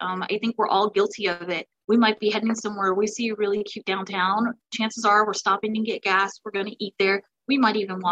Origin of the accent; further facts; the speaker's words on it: the South, United States; I'm from the South